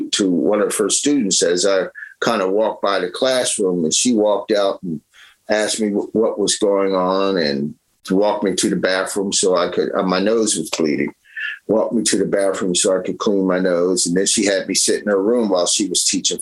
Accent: Philadelphia, Pennsylvania, United States; when we moved from North Philly to Tioga, I started going to a school there called Gillespie Junior High

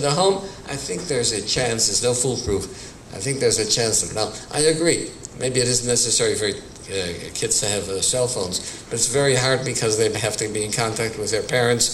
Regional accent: Milwaukee, Wisconsin, United States; I was born and raised in Milwaukee, Wisconsin in the early 1930s.

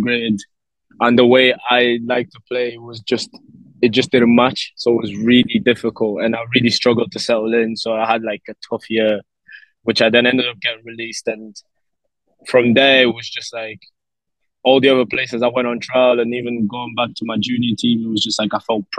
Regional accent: Lisbon, Portugal; now in Gibraltar; So I was born in Lisbon, Portugal, and like a little suburb area in Lisbon

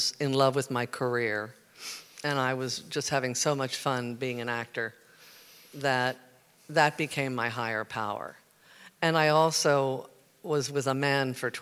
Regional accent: Baltimore, Maryland, United States; moved away; I'm from Baltimore. I was born and raised there, and I was a Methodist kid

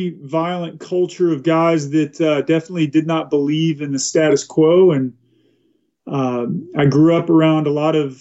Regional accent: Watauga, Texas, United States; also born or lived in Fort Worth, Texas; now in Eagle River, United States; I was born in Fort Worth, Texas. Grew up in a small rural town called Watauga, Texas

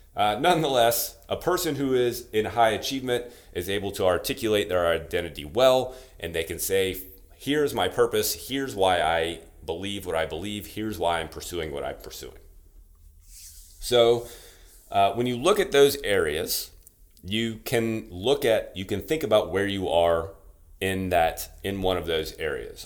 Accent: Louisiana, United States; from Louisiana, like I am

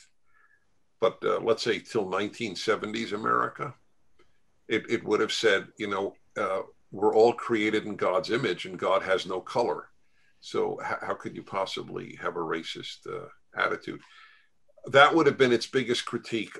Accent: United States; as an American Jew, that I am a member of two chosen peoples.

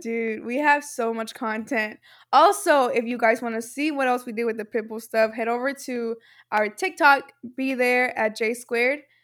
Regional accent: Mexico; I am from Mexico

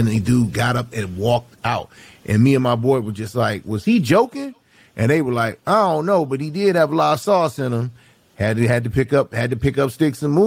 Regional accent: Detroit, Michigan, United States; moved away as an adult; also born or lived in Chicago area (lives 16 years); now in Chicago, United States; I'm from Detroit

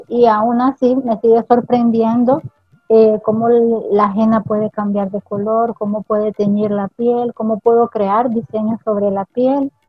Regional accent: Nicaragua; aquí en Nicaragua

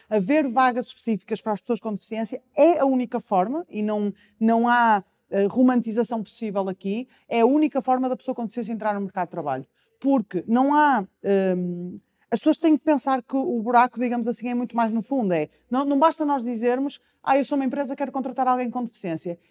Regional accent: Porto, Norte, Portugal; eu sou do Porto

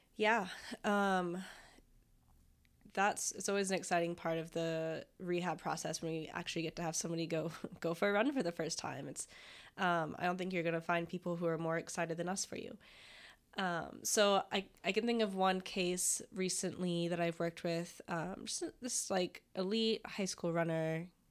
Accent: Florida, United States; moved away as an adult; I'm from Florida, and so just moved on up this way

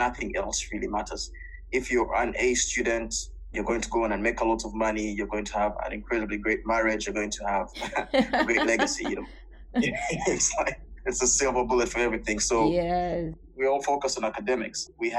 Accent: Kampala, Central Region, Uganda; now in Mauritius; I was born and raised in Kampala

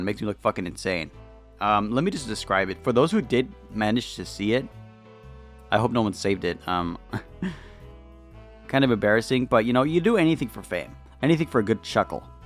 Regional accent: California, United States; I'm from California

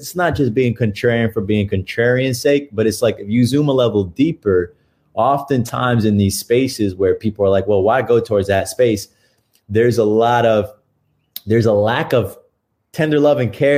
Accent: New York, United States; moved away as an adult; now in Austin, United States; I'm born and bred in New York, and I'm in Austin, Texas right now

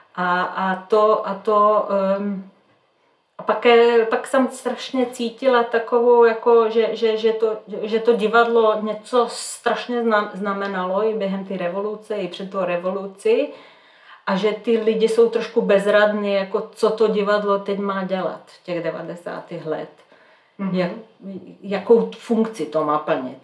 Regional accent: Belgrade, Serbia; Czech is a second language; moved away as an adult; now in Czech Republic; já jsem ze Srbska, z Bělehradu

